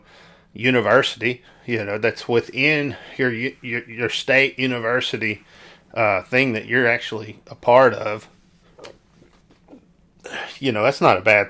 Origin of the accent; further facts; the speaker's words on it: South Arkansas, United States; I'm from South Arkansas